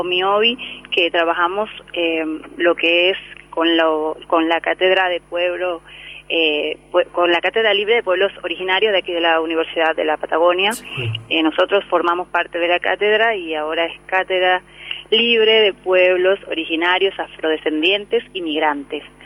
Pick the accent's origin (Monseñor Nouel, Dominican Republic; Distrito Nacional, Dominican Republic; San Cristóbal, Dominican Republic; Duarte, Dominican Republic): Distrito Nacional, Dominican Republic; Santo Domingo; moved away as an adult; also born or lived in Rosario, Argentina; now in Comodoro Rivadavia, Argentina; yo soy oriunda de la República Dominicana, de Santo Domingo, su capital eh, hace ya 13 años que vivo aquí en Argentina